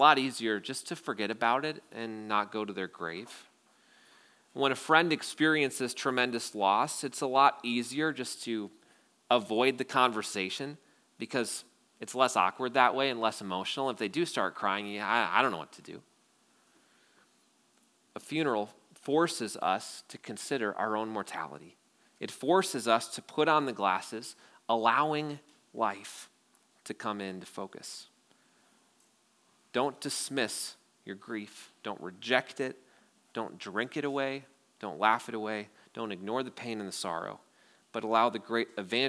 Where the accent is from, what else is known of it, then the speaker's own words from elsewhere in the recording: Wausau, Wisconsin, United States; I grew up in Wausau